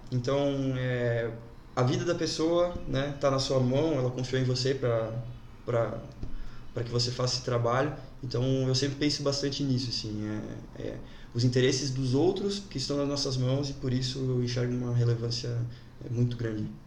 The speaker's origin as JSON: {"language": "Portuguese", "town": "Jaraguá do Sul", "region": "Santa Catarina", "country": "Brazil", "tie": "born or raised there", "said": "sou natural de Araguá, nascido e criado aqui"}